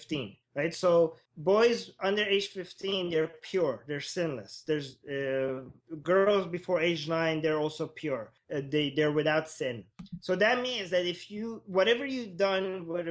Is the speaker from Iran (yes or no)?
yes; Tehran, Tehran Province, Iran; I was born in Iran, in Tehran, and I was born in a fairly liberal family.